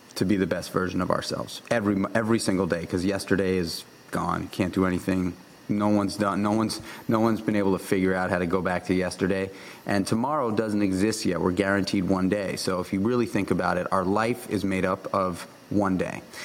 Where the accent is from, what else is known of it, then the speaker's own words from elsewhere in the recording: New York City, New York, United States; I grew up in New York City